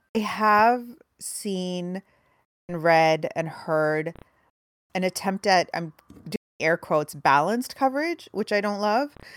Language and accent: English; Canada; I grew up in a house with like a, a, paper copy of the Toronto Star every morning, and we watched the CBC News every evening